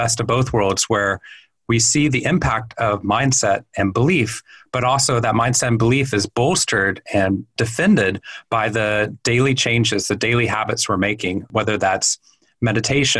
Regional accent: Waco, Texas, United States; moved away as an adult; also born or lived in Boston, Massachusetts; I grew up in Waco, Texas

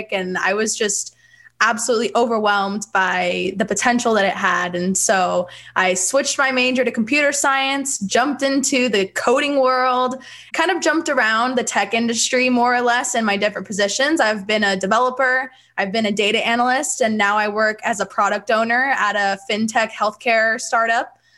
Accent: Bakersfield, California, United States; born and raised in Bakersfield, California. So midtown girl

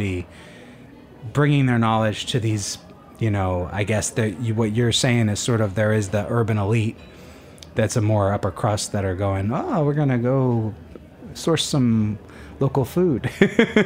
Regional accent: New Jersey, United States; I'm from New Jersey, so there's a whole different set of laws there, is that, so I live on in New Jersey

